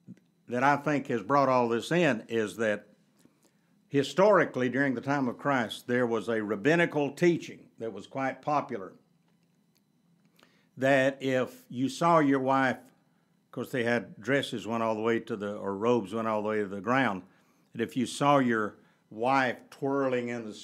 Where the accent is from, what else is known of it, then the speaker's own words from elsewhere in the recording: the South, United States; in the culture in which I grew up in the South, you just didn't, divorce was an anomaly.